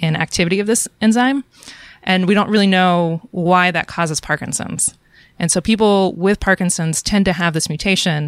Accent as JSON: {"language": "English", "town": "Atlanta", "region": "Georgia", "country": "United States", "tie": "born or raised there", "moved": "as an adult", "lives_now": "Portland, United States", "said": "I grew up in Atlanta. I went to school in Atlanta, and I worked in a lab in Atlanta"}